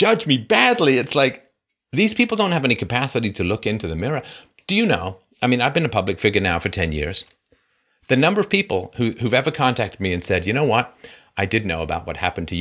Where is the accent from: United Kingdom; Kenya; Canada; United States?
United Kingdom; England; moved away; I grew up in England when I was little.